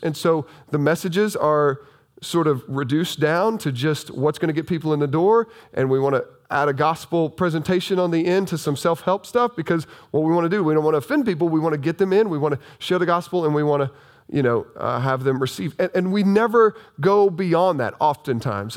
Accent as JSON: {"language": "English", "region": "southern Illinois", "country": "United States", "said": "this is still Bible Belt country down here"}